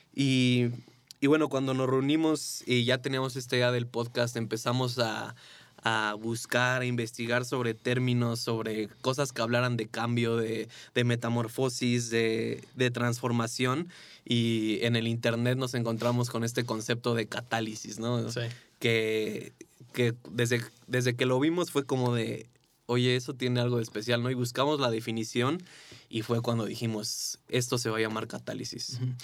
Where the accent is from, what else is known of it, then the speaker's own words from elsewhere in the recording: Mexico; Vivíamos en México